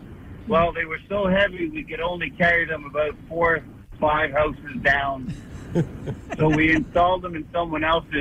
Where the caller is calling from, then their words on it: Laval, Quebec, Canada; I'm calling from Laval.